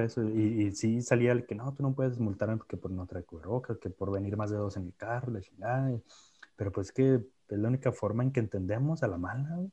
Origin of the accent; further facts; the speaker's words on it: Mexico; somos mexicanos